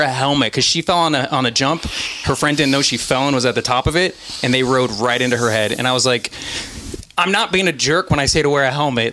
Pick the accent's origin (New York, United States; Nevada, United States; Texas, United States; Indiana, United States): Nevada, United States; Reno; now in Los Angeles, United States; I'm from Reno, Nevada, which isn't near uh, Vegas. It gets cold there. Like there are lots of snow, so like I grew up snowboarding